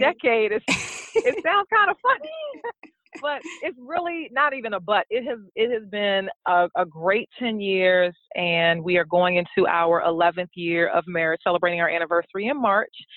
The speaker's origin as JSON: {"language": "English", "area": "Prince George's County", "region": "Maryland", "country": "United States", "lives_now": "Baltimore, United States", "said": "I'm actually from the Prince George's County, Maryland area."}